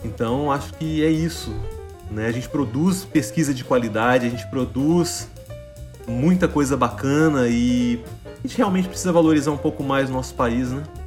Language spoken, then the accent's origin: Portuguese; São João del-Rei, Minas Gerais, Brazil; born or raised there; moved away as an adult; also born or lived in Juiz de Fora, Brazil; now in Canada